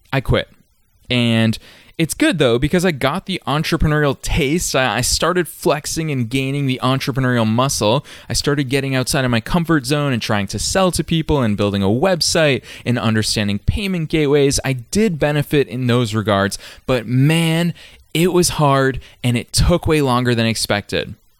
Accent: Massachusetts, United States; I was just a middle-class kid from a random suburb in Massachusetts.

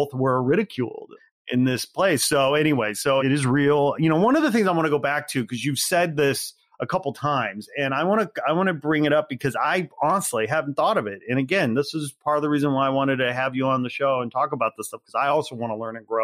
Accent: Northwest Indiana, United States; moved away; I'm from Northwest Indiana. I'm a white guy.

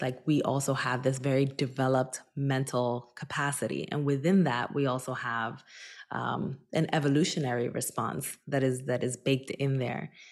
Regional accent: Newark, New Jersey, United States; also born or lived in Dominican Republic; my hometown of Newark, New Jersey

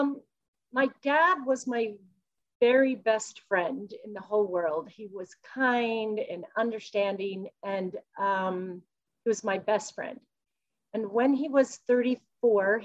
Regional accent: Salt Lake City, Utah, United States; I was born in Salt Lake City and I grew up in Utah.

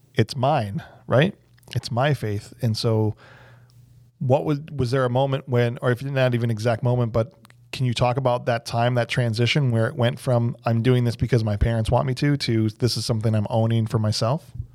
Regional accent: Illinois, United States; moved away; I'm from Illinois

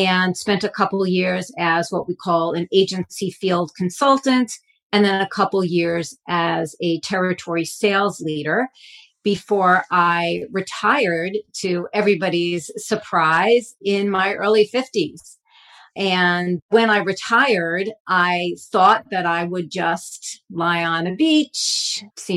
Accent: Stamford, Connecticut, United States; I grew up in Stamford, Connecticut, which is a very wealthy community

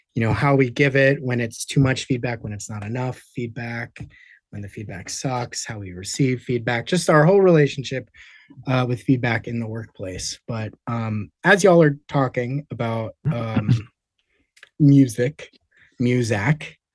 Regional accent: Los Angeles, California, United States; I grew up in Los Angeles

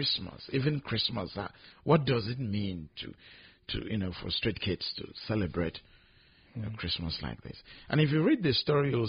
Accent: Nigeria; I'm from Nigeria

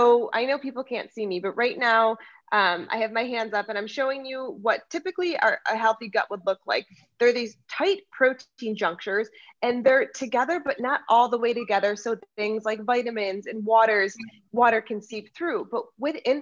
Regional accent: United States; also born or lived in Lucerne, Switzerland; I am American

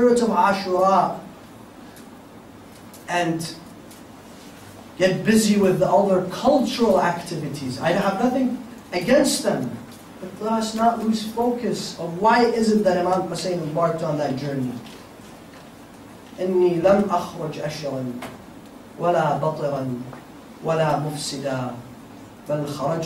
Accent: United States

